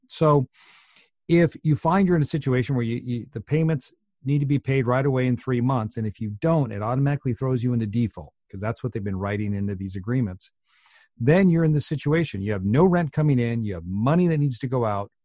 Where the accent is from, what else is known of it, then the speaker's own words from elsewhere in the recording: Washington, United States; I'm from Washington State